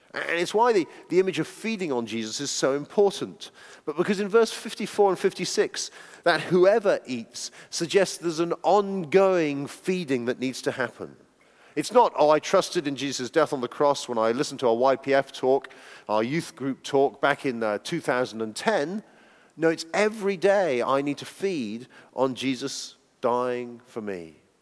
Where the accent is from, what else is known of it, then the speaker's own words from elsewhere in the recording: United Kingdom; being British people